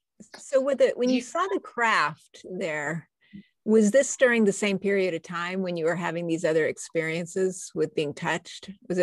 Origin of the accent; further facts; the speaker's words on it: New Mexico and Southern Arizona, United States; I grew up in New Mexico and Southern Arizona, and there's very special minerals there.